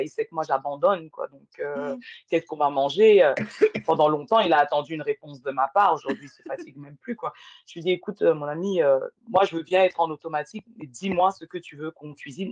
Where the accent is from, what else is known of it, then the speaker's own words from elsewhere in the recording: Val-d'Oise, Île-de-France, France; also born or lived in Paris; je suis née en France, tu vois, ah ben euh, née à Paris, j'ai grandi euh, dans le 95